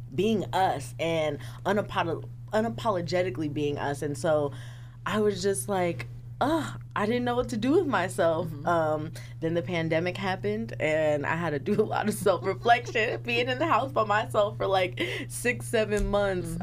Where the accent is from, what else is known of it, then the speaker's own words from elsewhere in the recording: Sacramento, California, United States; also born or lived in Monterey County, California; I am from South Sacramento, um, raised there, but I was born in Monterey County.